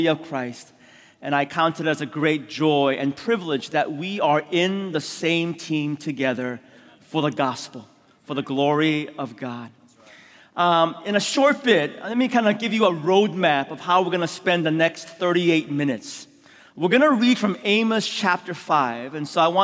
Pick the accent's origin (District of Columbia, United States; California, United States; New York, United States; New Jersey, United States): California, United States; San Francisco; also born or lived in Korea; I was born in Korea, immigrated when I was 6 years old to San Francisco.